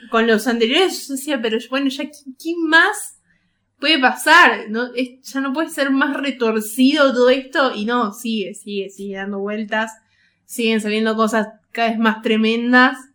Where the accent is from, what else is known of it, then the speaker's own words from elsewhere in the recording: Tucumán, Argentina; Como tucumana jamás lo entenderé.